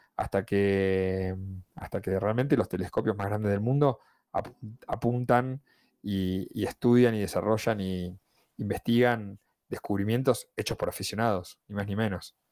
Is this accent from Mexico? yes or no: no; Argentina; En mi país era muy común enviar cartas a la NASA